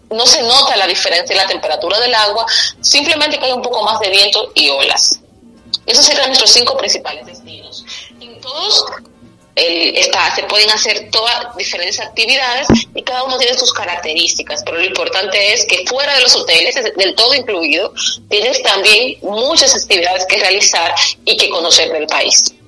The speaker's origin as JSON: {"language": "Spanish", "country": "Dominican Republic", "said": "nosotros sentimos mucho los dominicanos, somos bastante como los mexicanos sufridos"}